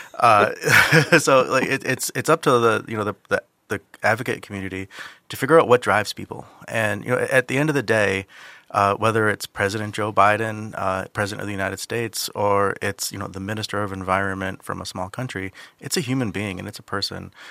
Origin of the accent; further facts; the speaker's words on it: Saipan, Northern Mariana Islands; I'm, I'm from Saipan, uh, which, in the Northern Mariana Islands.